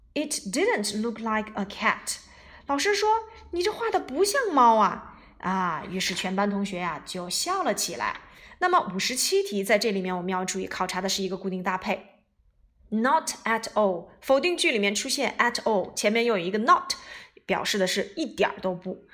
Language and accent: Chinese; China; 我们中国人当然是名字在前面啦